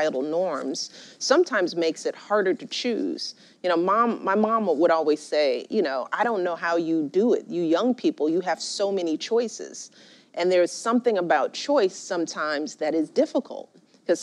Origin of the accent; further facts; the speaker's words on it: Chicago, Illinois, United States; I grew up in Chicago